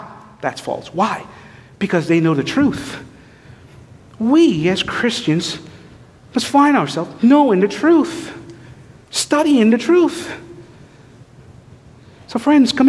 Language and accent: English; St. Lucia; I was raised in St. Lucia